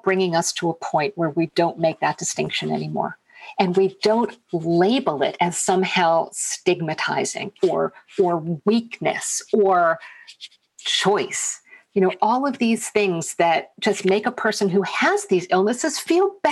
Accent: United States; I'm American

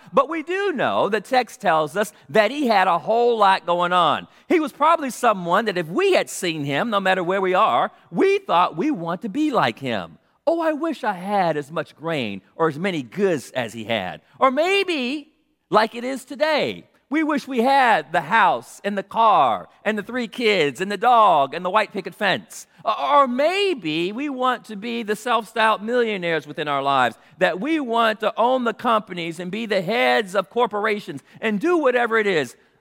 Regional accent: Los Angeles, California, United States; I was born in South Central Los Angeles

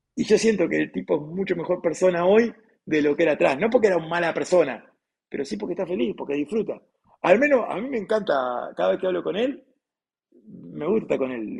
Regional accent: Uruguay; soy uruguayo

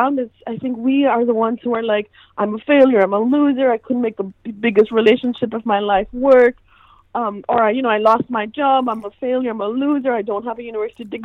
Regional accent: India; now in United States; I'm born and raised in India

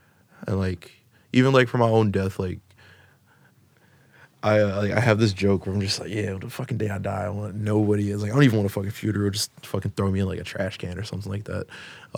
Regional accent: Florida, United States; Chicago. I'm from Florida. It's different. It's different. Whiter, and like I said, it's whiter Spanish.

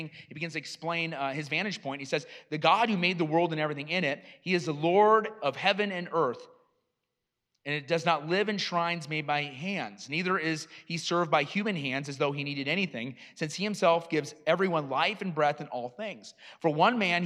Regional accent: Iowa, United States; now in Kenosha, United States; I grew up in Iowa and I would go out in the farm fields

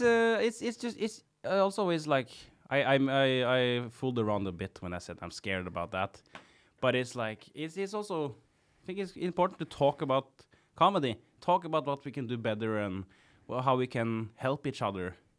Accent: Kongsberg, Buskerud, Norway; English is a second language; I'm from Kongsberg and th, that's the place where you play jazz

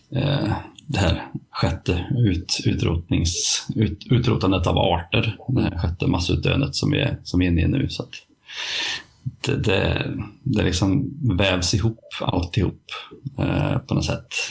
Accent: Värmland, Sweden; accent: Värmland dialect; min värmländska

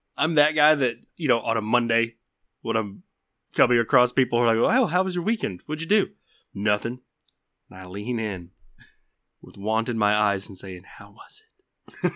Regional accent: the South, United States; accent: southern; my southern accent

